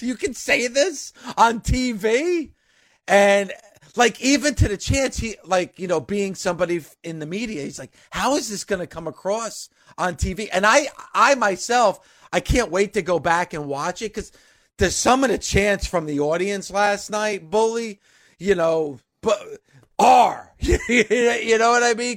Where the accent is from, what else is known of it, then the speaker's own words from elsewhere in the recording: New Jersey, United States; this is my home state